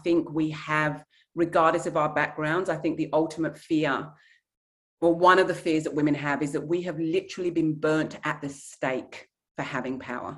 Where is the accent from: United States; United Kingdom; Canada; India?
United Kingdom; England; my heritage is Nigerian, where women are not quiet and they are not meek. But I was raised in England